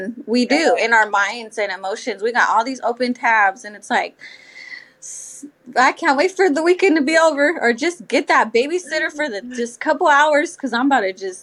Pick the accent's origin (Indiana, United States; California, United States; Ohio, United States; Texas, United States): California, United States; South Bay; also born or lived in San Jose; now in Hayward, United States; So I also move around a lot, but I am from the South Bay.